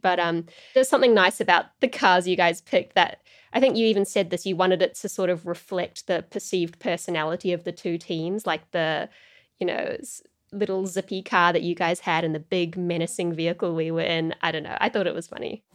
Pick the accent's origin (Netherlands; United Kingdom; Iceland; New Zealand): New Zealand; I was from New Zealand and I lived in this part of the world